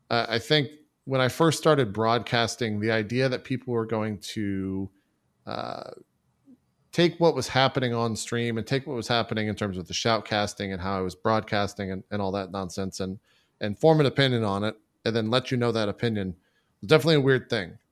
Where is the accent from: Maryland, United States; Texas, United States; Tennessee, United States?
Texas, United States; also born or lived in Galveston, Texas / Dallas, Texas; I was born and raised in Texas